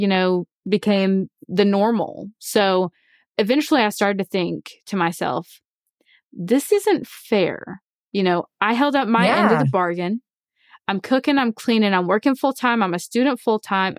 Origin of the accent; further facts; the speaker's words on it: Alabama, United States; So ever since I was born, I was raised in the Church of Christ in Alabama.